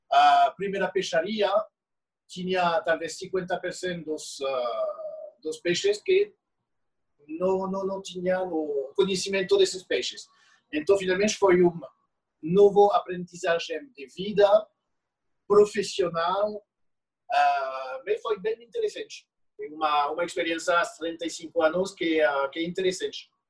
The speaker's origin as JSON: {"language": "Portuguese", "country": "France", "second_language": "Portuguese", "lives_now": "Brazil", "said": "já sabiam quem eu é sou, que é sou francês, uh, ah, que moro agora no bairro"}